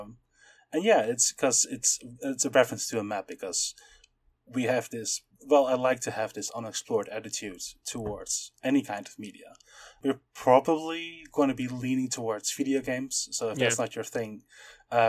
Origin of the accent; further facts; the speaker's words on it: Amsterdam, North Holland, Netherlands; I am from Amsterdam, and I am a political scientist